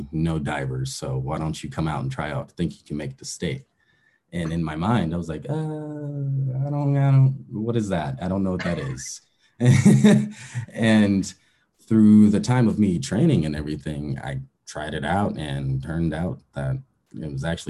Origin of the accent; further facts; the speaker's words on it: Aurora, Colorado, United States; I grew up in Aurora, Colorado. It's about 30 minutes east from Denver, Colorado